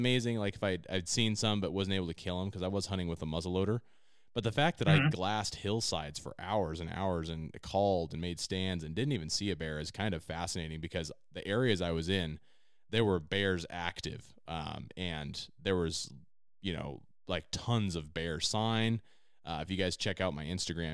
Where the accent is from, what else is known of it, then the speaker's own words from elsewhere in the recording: Redmond, Oregon, United States; Central Oregon, where I grew up in Redmond, is all high desert